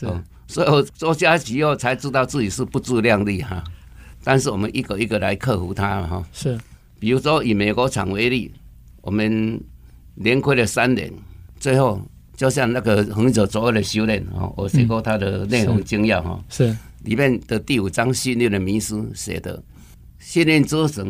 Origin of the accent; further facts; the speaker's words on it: Taiwan; 不像我们台湾人都是我们做 giver 啊